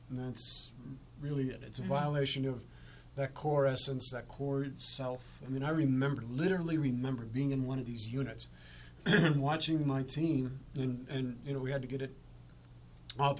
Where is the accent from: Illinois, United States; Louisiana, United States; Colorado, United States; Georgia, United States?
Colorado, United States; Arvada; also born or lived in Denver; I was born and raised in Colorado. Arvada is where my hometown is.